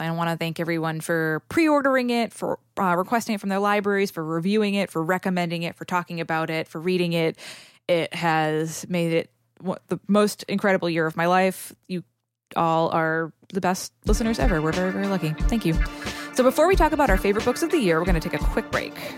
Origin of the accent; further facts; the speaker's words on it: New England, United States; I'm from New England